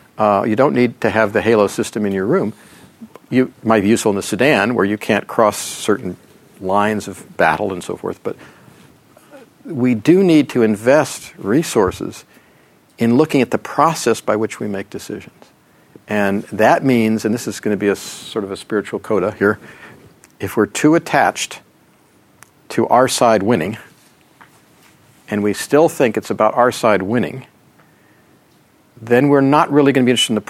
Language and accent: English; United States; as an American